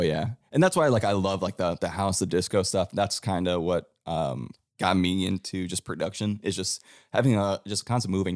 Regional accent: Cleveland, Ohio, United States; now in Nashville, United States; how I was brought up in Cleveland

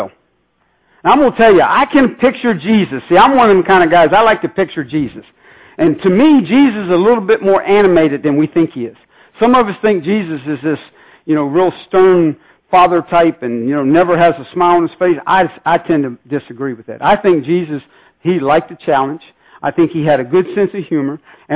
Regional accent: Northern Virginia, United States; I'm from the Northern Virginia area

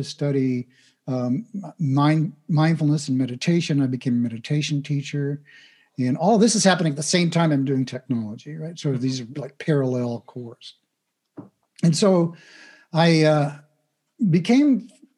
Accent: Midwest, United States; I grew up in the Midwest in the United States

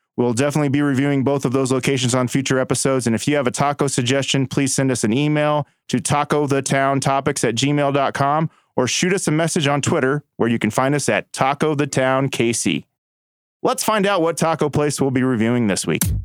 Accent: Stanley, Kansas, United States; growing up in Stanley, Kansas.

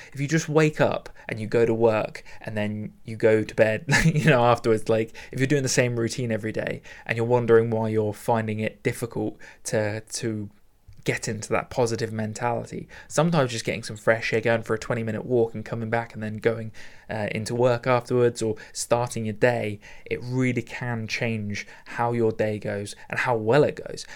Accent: United Kingdom; very British of me

